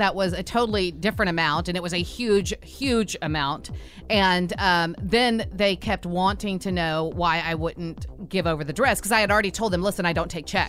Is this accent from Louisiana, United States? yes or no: yes; Louisiana, United States; I grew up in Louisiana, where dirt roads were every weekend.